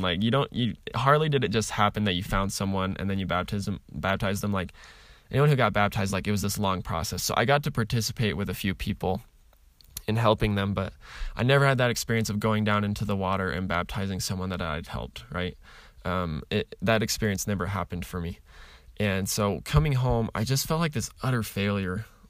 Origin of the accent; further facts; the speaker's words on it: Utah, United States; I grew up in Utah